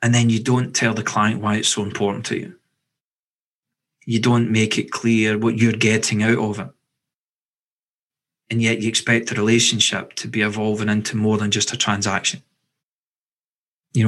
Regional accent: Scotland, United Kingdom; I'm from Scotland

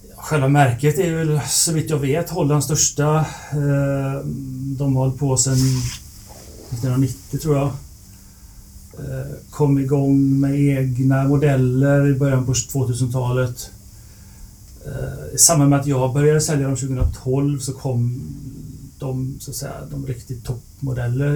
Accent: Lerum, Västra Götaland, Sweden; Jag är från Lerum utanför Göteborg

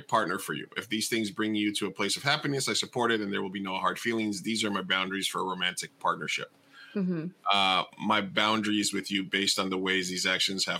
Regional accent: Texas, United States; moved away; I grew up in Texas when I was a kid

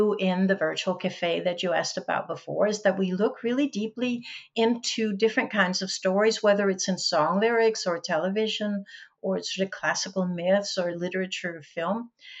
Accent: Denmark; first language Danish; English is a second language; my native language is Danish, but I speak English. I write, I take notes in English. I read English. I sort of live English.

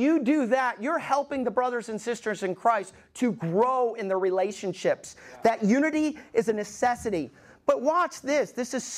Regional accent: Alabama, United States; moved away; I grew up in Alabama

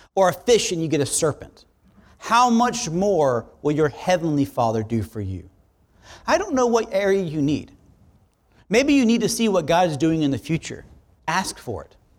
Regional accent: South Florida, United States; I'm from South Florida

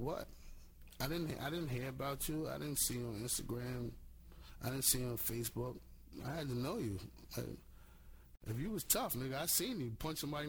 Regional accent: New York City, New York, United States; Being from Flushing

